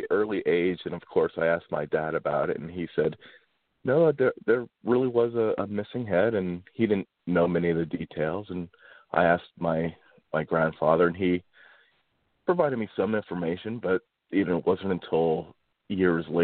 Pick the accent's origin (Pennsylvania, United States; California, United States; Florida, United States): Pennsylvania, United States; Kulpmont; I grew up in Kulpmont and went to high school at Mount Carmel and the area is um, pretty economically depressed